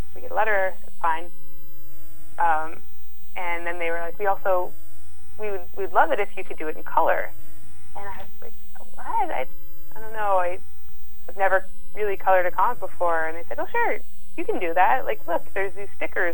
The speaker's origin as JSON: {"language": "English", "region": "Massachusetts", "country": "United States", "said": "I'm come from Massachusetts"}